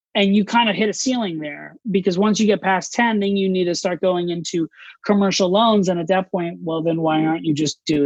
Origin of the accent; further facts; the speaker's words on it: Orlando, Florida, United States; moved away as an adult; also born or lived in New York City; I grew up in Orlando, Florida.